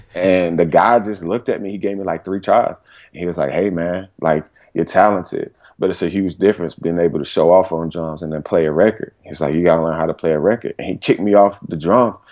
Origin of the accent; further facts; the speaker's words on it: Durham, North Carolina, United States; also born or lived in Greensboro, North Carolina; I was born and raised in Durham, North Carolina